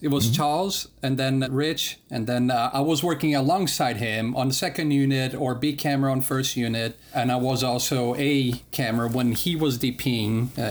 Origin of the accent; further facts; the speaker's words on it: Denmark; also born or lived in Brazil; I'm from Denmark, but I lived part of the time in Brazil and part of the time in Denmark.